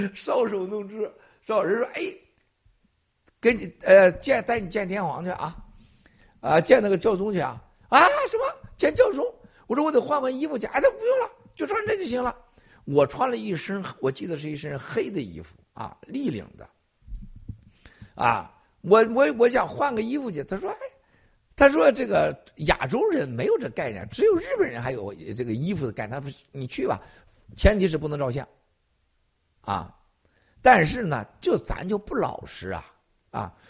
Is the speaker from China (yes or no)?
yes; Northeast China, China; also born or lived in Shandong; 我们小时候在东北玩儿